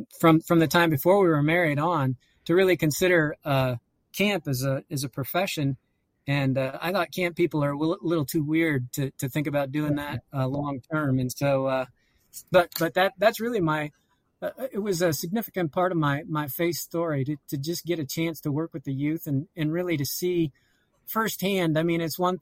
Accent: Auburn, Indiana, United States; I grew up near Auburn, Indiana

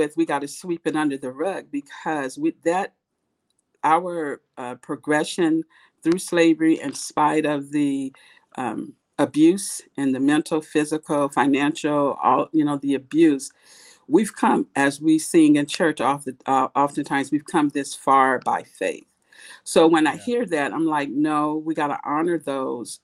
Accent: Oakland, California, United States; also born or lived in Berkeley, California / El Sobrante / Richmond, California; I grew up in the San Francisco Bay Area. I grew up in Oakland, went to school in Berkeley, and eventually moved to El Sobrani / Richmond, the later of my teenage years. So I'm an East Bay girl.

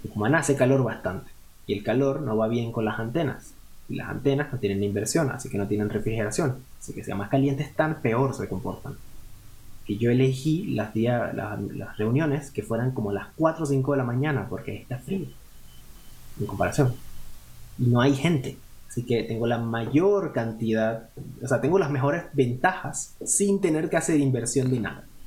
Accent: Cumaná, Sucre, Venezuela; moved away as an adult; also born or lived in Carúpano; now in Nuremberg, Germany; Yo, yo nací en Carúpano, lo que viene siendo el estado Sucre. Yo me crié en Cumaná

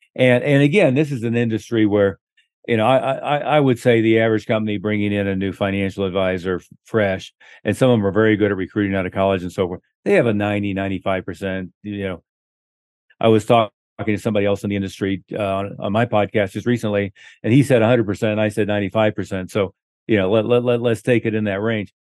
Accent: Oklahoma, United States; moved away; I was from Oklahoma

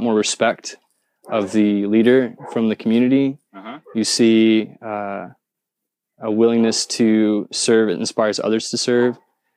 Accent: Indiana, United States; I'm from Indiana, the state of Indiana

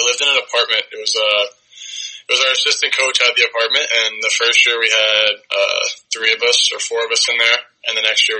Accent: Nutley, New Jersey, United States; Yeah, so I'm from New Jersey. I'm from Nutley, New Jersey. It's like right outside New York City.

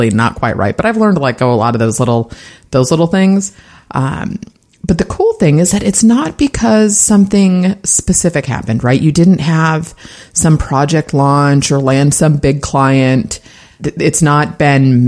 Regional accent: San Francisco, California, United States; My family is from San Francisco. I was actually born there, sixth generation. So diehard Bay Area girl here.

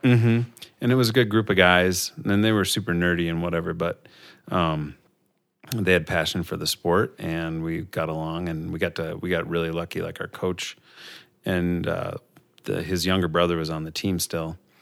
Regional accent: Robbinsdale, Minnesota, United States; also born or lived in Staples, Minnesota; I grew up in Robbinsdale, which is just outside of Minneapolis.

